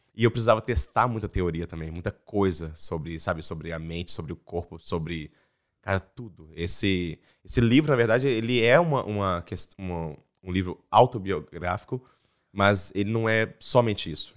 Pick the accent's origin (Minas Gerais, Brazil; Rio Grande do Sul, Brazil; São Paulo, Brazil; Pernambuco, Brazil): Minas Gerais, Brazil; Belo Horizonte; moved away as an adult; also born or lived in Espírito Santo / Salvador / Rondônia / Goiânia; E em 89 a gente mudou para Belo Horizonte. que Eu tinha 5 anos. Então, eu sou mineiro